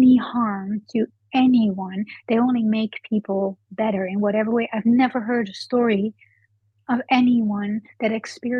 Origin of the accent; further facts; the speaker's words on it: Netherlands; moved away; I'm from the Netherlands. I was born there